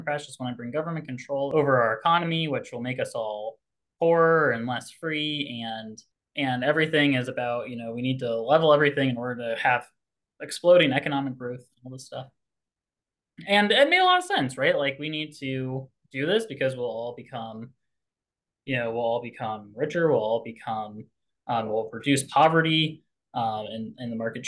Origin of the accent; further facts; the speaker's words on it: Indiana, United States; I grew up in Indiana, conservative state, and I grew up in a conservative family.